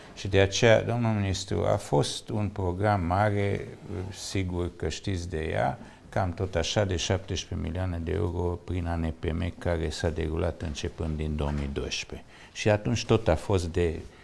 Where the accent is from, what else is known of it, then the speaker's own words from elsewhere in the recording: Târgu Mureș, Mureș County, Romania; sunt din Târgu Mureș